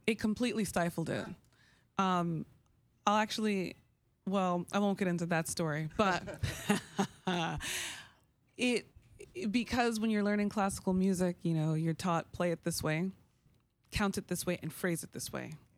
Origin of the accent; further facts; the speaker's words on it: New York, United States; growing up in New York, I was a hip hop baby